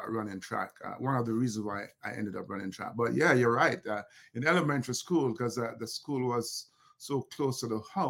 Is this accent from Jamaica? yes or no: yes; Kingston, Jamaica; growing up in Olympic Gardens